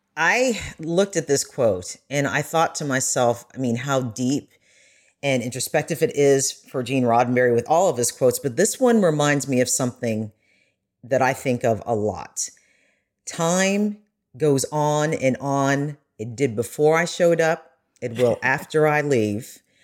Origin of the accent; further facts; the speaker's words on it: United States; when I did travel as an American